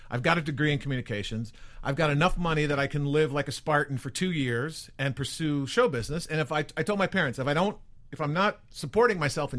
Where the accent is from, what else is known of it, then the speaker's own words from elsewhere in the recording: Chicago, Illinois, United States; moved away as an adult; now in Los Angeles, United States; I'm from Chicago originally